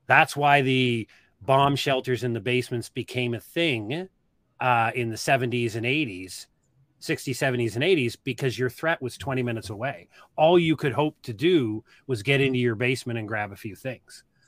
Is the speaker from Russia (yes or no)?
no; Nova Scotia, Canada; moved away as an adult; also born or lived in Halifax / Auburn; I grew up in the East Coast.